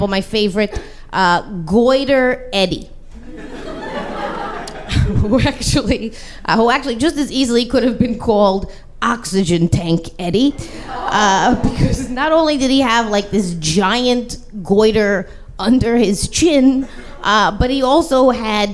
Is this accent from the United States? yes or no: yes; New York, United States; I'm from here. I'm from New York. Growing up, I spent a lot of time in my family's local bar